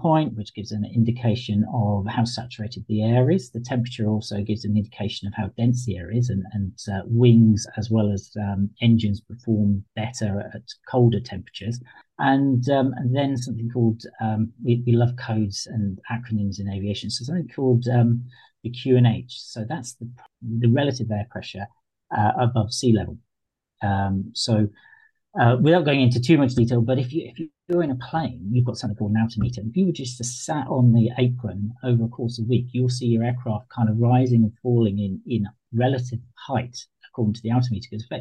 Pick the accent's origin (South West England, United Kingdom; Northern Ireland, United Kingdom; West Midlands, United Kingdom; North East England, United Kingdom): South West England, United Kingdom; Devon; moved away; So I'm originally from Devon, and we brought up right in the sticks in a tiny little hamlet